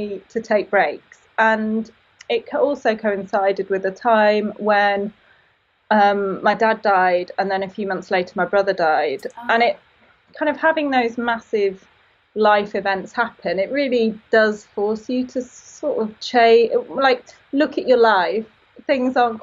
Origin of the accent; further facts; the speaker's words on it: Peak District, East Midlands, United Kingdom; also born or lived in London; I grew up in the Peak District